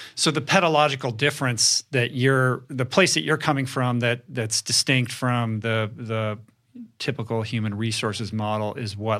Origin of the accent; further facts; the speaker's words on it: Bethesda, Maryland, United States; also born or lived in Grosse Pointe, Michigan; I grew up in Bethesda